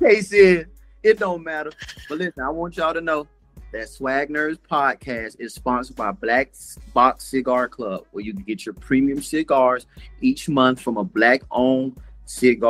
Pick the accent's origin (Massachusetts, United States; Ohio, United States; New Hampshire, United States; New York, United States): Massachusetts, United States; Concord; I was born in Concord, Massachusetts